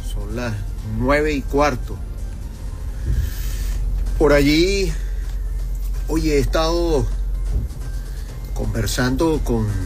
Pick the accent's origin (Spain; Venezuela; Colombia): Venezuela; de los que somos venezolanos